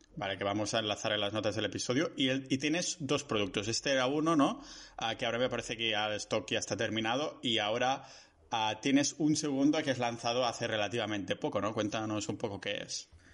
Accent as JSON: {"language": "Spanish", "region": "Catalonia", "country": "Spain", "said": "mi pueblo, que es más o menos una hora en coche. Ah, y claro, como hay el confinamiento, confinamiento este comarcal aquí en Cataluña"}